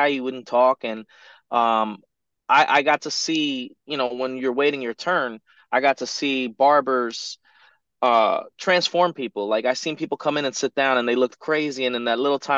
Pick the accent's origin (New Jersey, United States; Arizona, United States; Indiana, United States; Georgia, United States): New Jersey, United States; Teaneck; where I'm from in New Jersey. I was born in Teaneck, Teaneck, New Jersey, and it's like right outside of Manhattan, right outside of New York City, just across the George Washington Bridge.